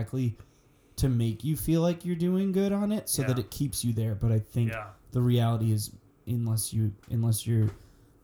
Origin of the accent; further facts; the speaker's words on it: Braintree, Massachusetts, United States; I grew up in Braintree